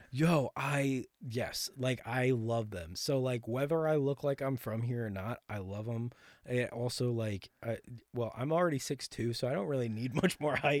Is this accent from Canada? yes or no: no; Ridgefield, Connecticut, United States; moved away as an adult; now in Nashville, United States; I'm from Connecticut, so I'm from, uh, Ridgefield, which is, like, right next to New York City